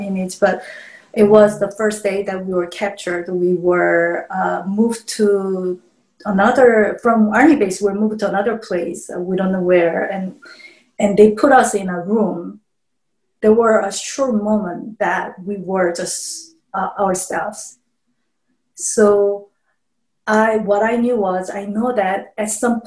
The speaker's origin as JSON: {"language": "English", "country": "South Korea", "tie": "born or raised there", "moved": "yes", "said": "I grew up in South Korea, so North Korea was always enemy to us."}